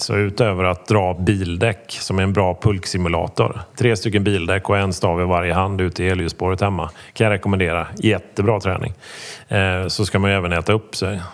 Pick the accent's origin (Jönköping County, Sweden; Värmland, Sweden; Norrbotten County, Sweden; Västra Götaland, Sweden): Västra Götaland, Sweden; Gothenburg; jag dessutom då är från Göteborg.